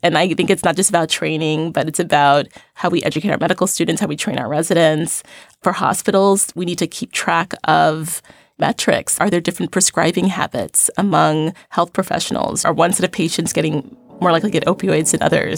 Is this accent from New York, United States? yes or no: yes; New York City, New York, United States; I grew up in Crown Heights, Brooklyn